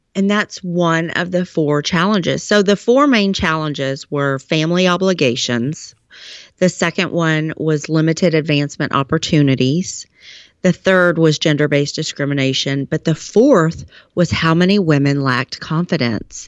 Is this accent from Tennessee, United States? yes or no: no; Texas, United States; I am from Texas.